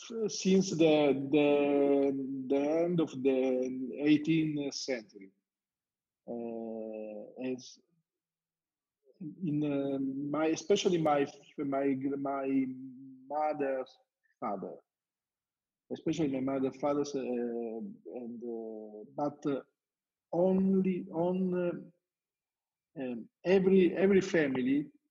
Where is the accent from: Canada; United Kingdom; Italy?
Italy; Etna, Sicily; born or raised there; first language Italian; English is a second language